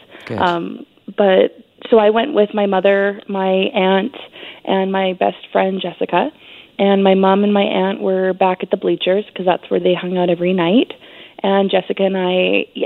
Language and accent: English; Canada; As a Canadian